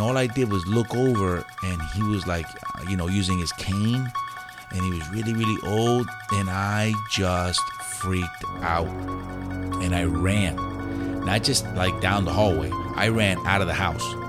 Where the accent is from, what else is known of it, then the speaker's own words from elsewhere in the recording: White Plains, New York, United States; accent: New York; also born or lived in Puerto Rico; I was raised in New York